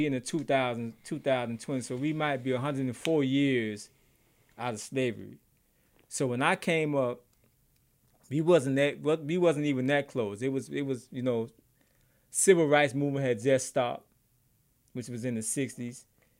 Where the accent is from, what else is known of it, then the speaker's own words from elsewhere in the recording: United States; I'm American.